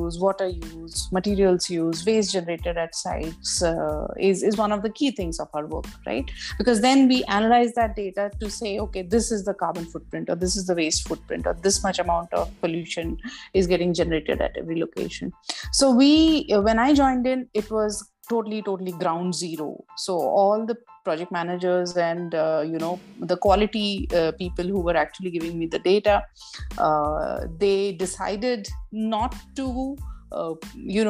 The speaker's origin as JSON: {"language": "English", "town": "Nagpur", "region": "Maharashtra", "country": "India", "tie": "born or raised there", "said": "I came back to my hometown. I actually joined National Environmental Engineering Research Institute"}